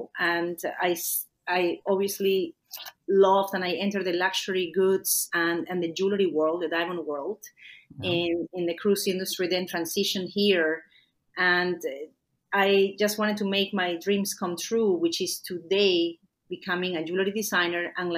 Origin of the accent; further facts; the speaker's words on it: Lima, Peru; first language Spanish; English is a second language; moved away as an adult; now in Canada; I left my native Peru. I was born in Lima, Peru